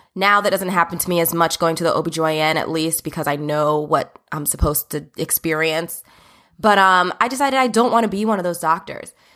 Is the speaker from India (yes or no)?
no; Old Bridge, New Jersey, United States; also born or lived in Brooklyn, New York; I did grow up from the age of six in New Jersey, in Old Bridge, New Jersey, to be specific.